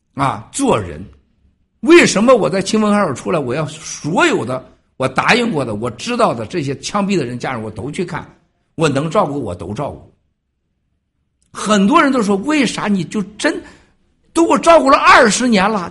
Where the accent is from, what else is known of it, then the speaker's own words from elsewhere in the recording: China; 我出生的赵家沟，一共剩下八户人家